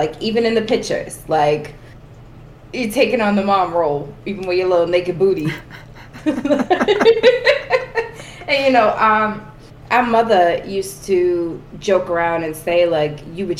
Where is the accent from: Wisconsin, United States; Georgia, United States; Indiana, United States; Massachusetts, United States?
Massachusetts, United States; Boston; people always ask, like, where are you guys from? And I'm always like, Southie, because that was the majority of time where we spent.